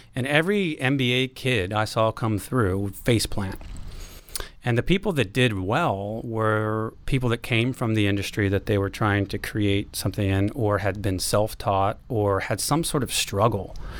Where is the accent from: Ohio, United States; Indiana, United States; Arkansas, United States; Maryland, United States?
Maryland, United States; Baltimore; moved away as an adult; also born or lived in Washington, D.C.; now in San Francisco Bay Area, United States; I lived in D C, uh, but I'm from Baltimore